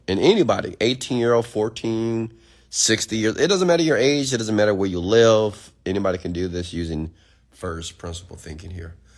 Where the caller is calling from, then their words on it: Houston, Texas, United States; I'm calling from Houston, Texas.